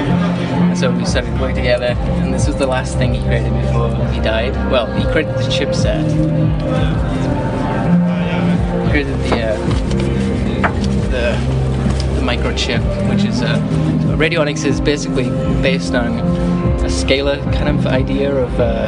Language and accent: English; Wales, United Kingdom; moved away as an adult; also born or lived in London; I grew up in Wales